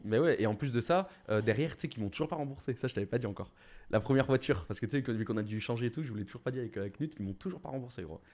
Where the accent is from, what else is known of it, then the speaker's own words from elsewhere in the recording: Bordeaux, Nouvelle-Aquitaine, France; en tant que Bordelais